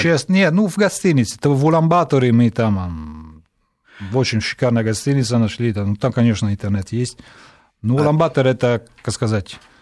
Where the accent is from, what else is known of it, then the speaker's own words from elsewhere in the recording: Italy; Russian is a second language; moved away as an adult; now in Moscow, Russia; Я, правда, здесь родился, в Москве, но потом а, мои родители увезли, когда я был очень-очень маленький